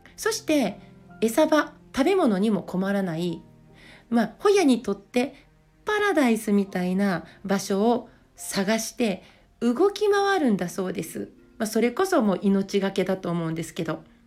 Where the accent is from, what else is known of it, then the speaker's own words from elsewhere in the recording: Yamaguchi, Japan; now in Niigata, Japan; 私は出身が山口県